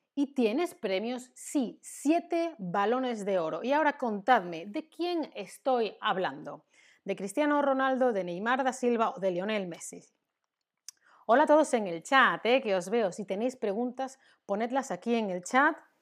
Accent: Spain; soy española, soy de España

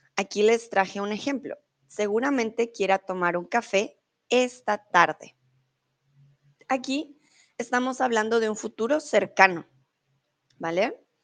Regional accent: Colombia; now in Germany; soy de Colombia, vivo en Alemania y ahora estoy en México.

